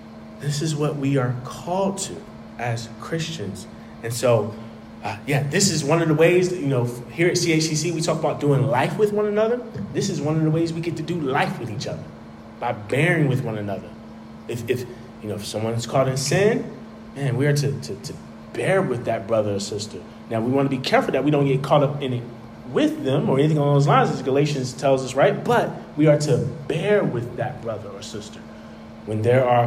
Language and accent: English; North Carolina, United States; now in Washington, D.C., United States; So I'm from North Carolina, right?